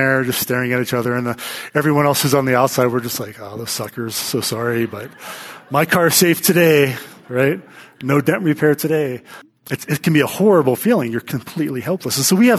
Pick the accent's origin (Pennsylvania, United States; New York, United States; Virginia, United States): Pennsylvania, United States; Pittsburgh; now in Colorado, United States; living in Colorado. I'm from Pittsburgh. We didn't have much hail back there.